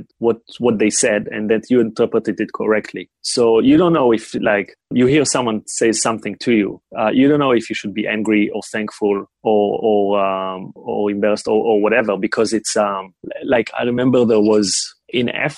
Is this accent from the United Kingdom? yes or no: no; Israel; moved away as an adult; also born or lived in China; I grew up in Israel, and then at the age of 18, everybody go to the military